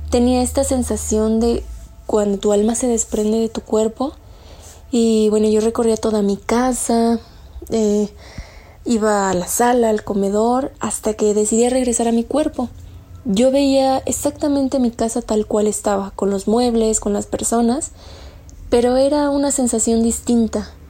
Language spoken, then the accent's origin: Spanish; State of Mexico, Mexico; soy del Estado de México.